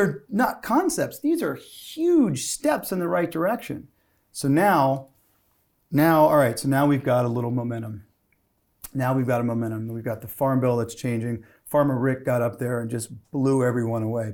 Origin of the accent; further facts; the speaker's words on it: Gulf of Mexico, Southeast Louisiana, United States; I grew up on the Gulf of Mexico